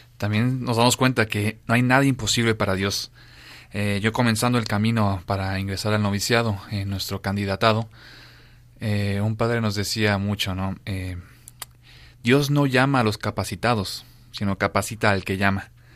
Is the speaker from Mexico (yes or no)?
yes; Mexico; moved away as an adult; now in Madrid, Spain; tengo 27 años y soy de México